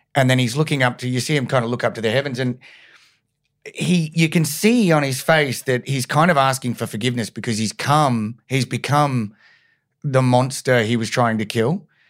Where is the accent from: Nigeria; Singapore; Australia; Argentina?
Australia; Brisbane, Queensland; moved away; I'm from Brizzy originally